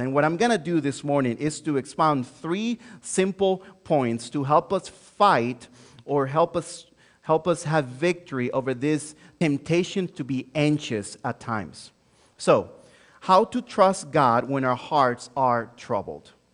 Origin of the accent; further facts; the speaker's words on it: Santo Domingo, Dominican Republic; first language Spanish; English is a second language; moved away as an adult; also born or lived in Joliet, Illinois; now in United States; born and raised in Santo Domingo, Dominican Republic